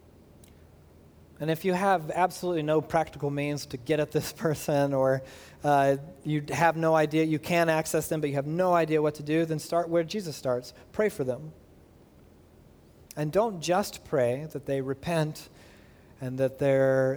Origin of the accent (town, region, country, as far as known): United States